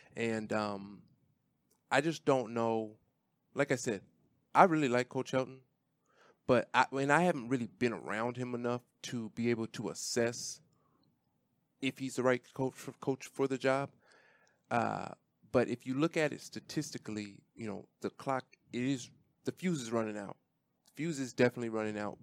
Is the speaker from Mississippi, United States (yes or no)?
no; Washington, United States; born or raised there; moved away